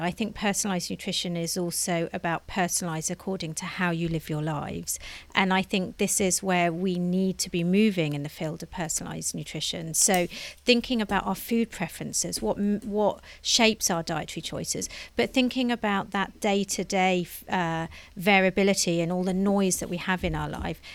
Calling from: London, United Kingdom; I'm calling in from London

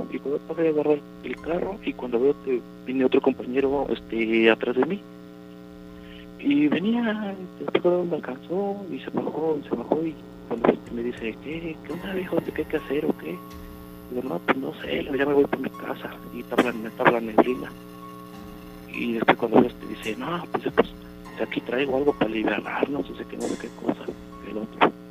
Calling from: Coscomatepec, Veracruz, Mexico; acá de Coscomatepec.

